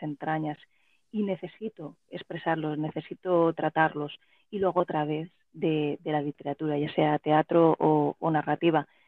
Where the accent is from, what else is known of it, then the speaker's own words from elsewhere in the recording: Elche, Valencian Community, Spain; yo nací y sigo viviendo en Elche, que es una ciudad media de provincias, de la provincia de Alicante, en el sureste de España